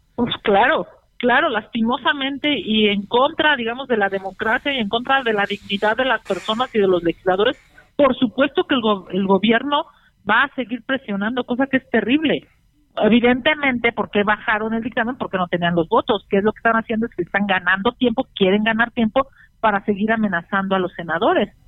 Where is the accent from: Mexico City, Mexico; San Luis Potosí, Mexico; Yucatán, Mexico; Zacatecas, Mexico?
Mexico City, Mexico; siendo senadora chilanga